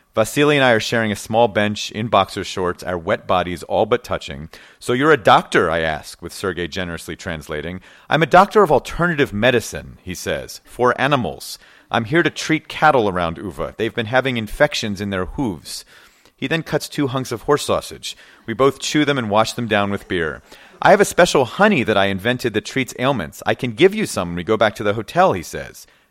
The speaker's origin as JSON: {"language": "English", "country": "United States", "said": "I'm a journalist from America"}